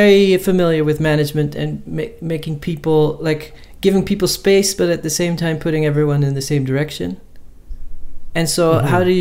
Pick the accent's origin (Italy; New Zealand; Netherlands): Netherlands; moved away; growing up in the Netherlands